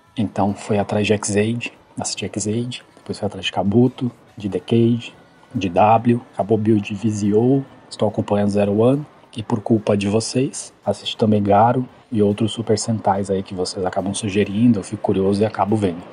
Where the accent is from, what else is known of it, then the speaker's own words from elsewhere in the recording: São Paulo, Brazil; tenho 33 anos, sou de São Paulo capital